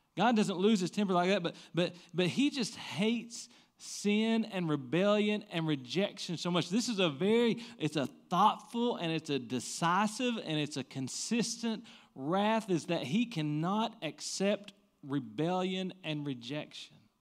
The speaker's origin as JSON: {"language": "English", "area": "the Bible Belt", "region": "Southern United States", "country": "United States", "tie": "born or raised there", "said": "growing up in the Bible be-, Belt"}